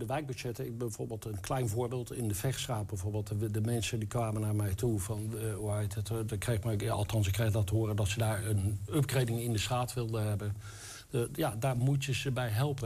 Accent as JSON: {"language": "Dutch", "area": "the West", "region": "western Netherlands", "country": "Netherlands", "moved": "yes", "lives_now": "Enschede, Netherlands", "said": "Ik kom uit het Westen. ik ben dus een Westerling. Maar ik woon eh, ruim tien jaar hier in Enschede"}